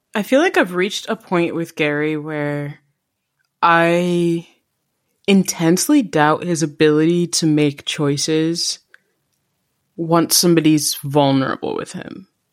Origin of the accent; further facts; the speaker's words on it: Jamaica; being Jamaican